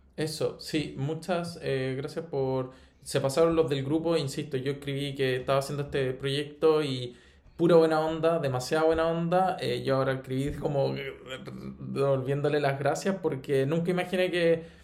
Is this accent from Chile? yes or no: yes; Chile; como chileno está acostumbrado a escuchar el inglés norteamericano